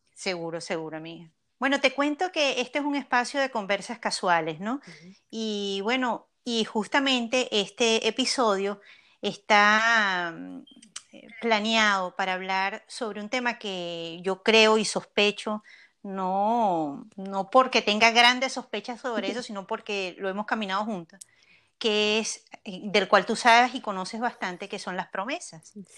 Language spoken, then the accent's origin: Spanish; Venezuela; moved away; aun cuando ahora yo estoy lejos de mi tierra